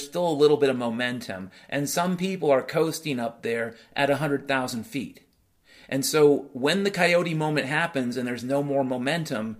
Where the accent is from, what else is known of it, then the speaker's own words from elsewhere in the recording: United States; I grew up in the United States of America